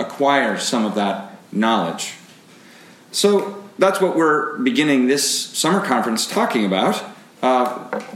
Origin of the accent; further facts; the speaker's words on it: Seattle, Washington, United States; for me, growing up in Seattle